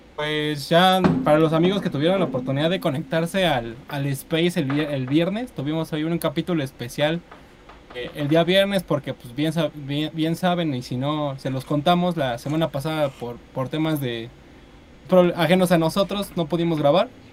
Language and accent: Spanish; Mexico; como mexicano